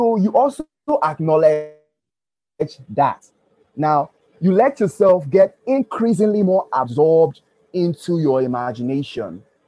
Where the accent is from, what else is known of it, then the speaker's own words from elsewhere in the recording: Nigeria; also born or lived in Ughelli; now in Port Harcourt, Nigeria; I'm from Nigeria. And in my secondary school, I was abused a lot